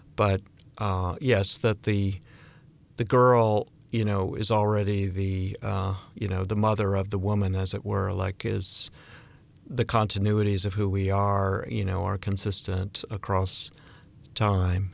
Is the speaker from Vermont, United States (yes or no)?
yes; Bennington, Vermont, United States; I'm from Bennington, Vermont